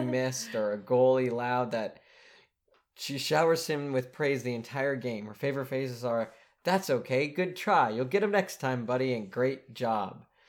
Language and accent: English; United States; we're American